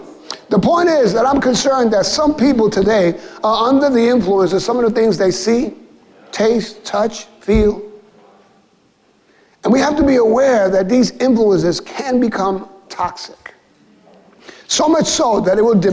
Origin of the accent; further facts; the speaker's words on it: New York City, New York, United States; I grew up in Williamsburg before sidewalk cafes and paint lounges and before anybody started calling East and West Williamsburg. For me, it was the South Side